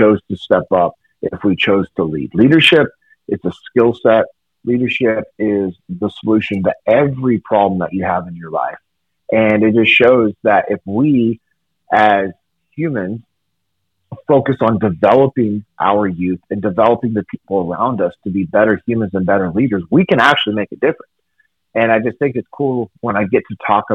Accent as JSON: {"language": "English", "town": "Sacramento", "region": "California", "country": "United States", "tie": "born or raised there", "said": "I grew up in Sacramento, California"}